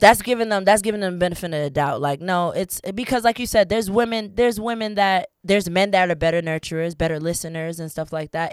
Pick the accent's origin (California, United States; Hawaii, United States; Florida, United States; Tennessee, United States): Florida, United States; Fort Lauderdale; also born or lived in New York; I'm originally from New York, but I was raised in South Florida, Fort Lauderdale, Florida